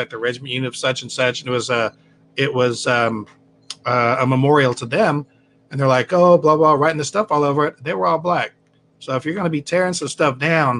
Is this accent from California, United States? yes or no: yes; California, United States; I'm from California